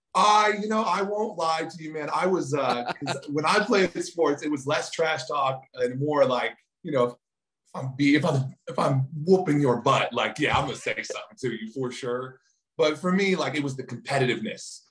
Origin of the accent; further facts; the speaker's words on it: Titusville, Florida, United States; moved away; also born or lived in California / Maine / Baltimore; this is actually where I'm originally from. Uh, I was born in Titusville, Florida.